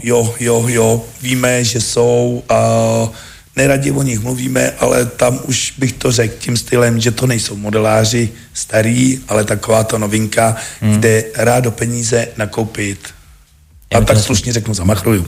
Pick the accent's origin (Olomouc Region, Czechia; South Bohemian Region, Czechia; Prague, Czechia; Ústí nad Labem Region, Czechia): South Bohemian Region, Czechia; also born or lived in Český Krumlov; Jako u nás v Jižních Čechách těch leteckých dní moc nebejvá